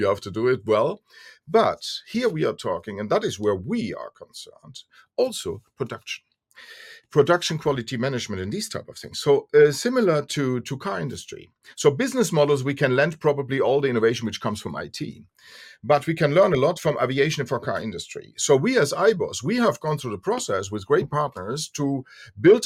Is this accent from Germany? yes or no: yes; Germany; Since we are from Europe, Germany